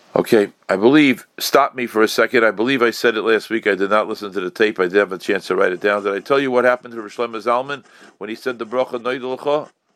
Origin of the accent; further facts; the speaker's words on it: New York City, New York, United States; I was growing up in Crown Heights